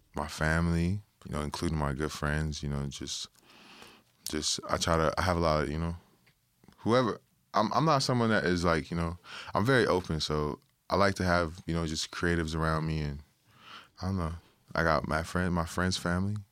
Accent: Toronto, Ontario, Canada; a Toronto, you know, kid that was born and raised in Toronto

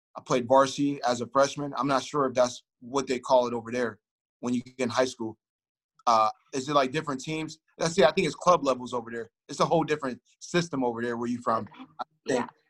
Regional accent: Youngstown, Ohio, United States; I grew up in Youngstown, Ohio, which is uh, a city in between uh, Cleveland

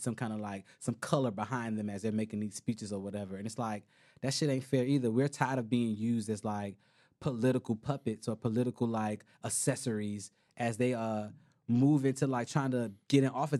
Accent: Miami, Florida, United States; I'm from Miami.

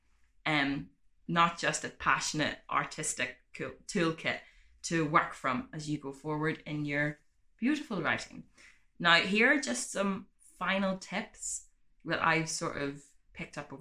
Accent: Ireland; I'm from Ireland

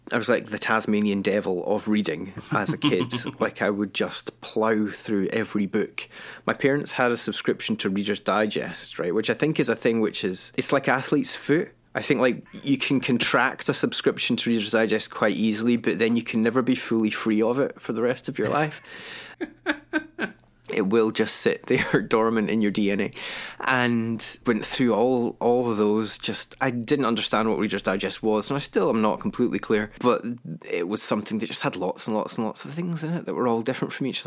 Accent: Kilwinning, Scotland, United Kingdom; also born or lived in Glasgow / Edinburgh; I grew up in a town called Kilwenning, which is in the west coast of Scotland

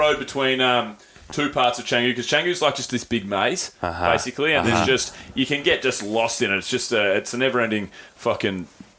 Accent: Australia; I've never been more embarrassed to be an Aussie in my life.

